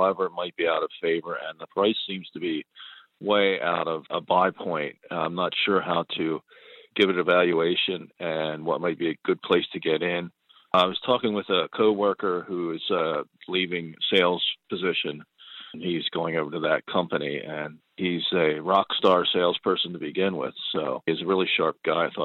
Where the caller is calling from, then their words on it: Pennsylvania, United States; I'm from Pennsylvania, calling about a stock Zen desk